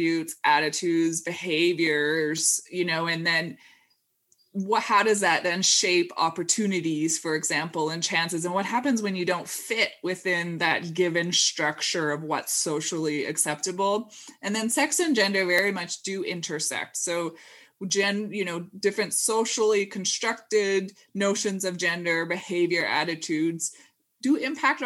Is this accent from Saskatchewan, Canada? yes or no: no; Squamish, British Columbia, Canada; moved away as an adult; also born or lived in Edinburgh, United Kingdom; so I'm actually from Canada originally, and from near Vancouver, from a town called Squamish